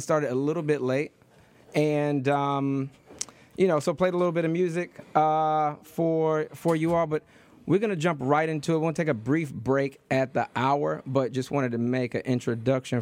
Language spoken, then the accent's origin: English; Detroit, Michigan, United States; also born or lived in Harlem, New York; now in New York, United States; I was born, I was raised in Detroit